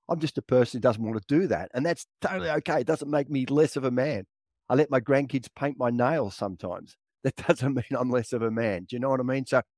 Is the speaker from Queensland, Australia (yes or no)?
no; Victoria, Australia; And it's, I remember I grew up in Victoria. My dad would take us camping, me and my two brothers